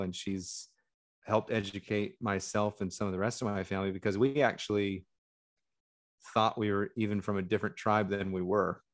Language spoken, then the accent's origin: English; United States; as a white American who has European ancestry